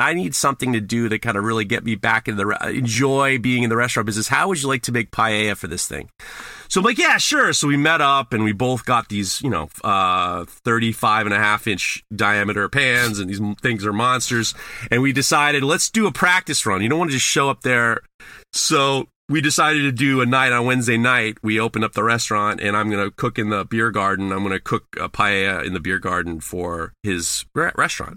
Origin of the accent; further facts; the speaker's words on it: New York City, New York, United States; growing up in New York and being in, uh, Sep, being in New York